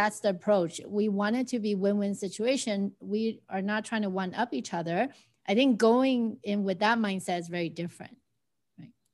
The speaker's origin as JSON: {"language": "English", "town": "Arcadia", "region": "California", "country": "United States", "tie": "born or raised there", "lives_now": "Pasadena, United States", "said": "I grew up in Arcadia"}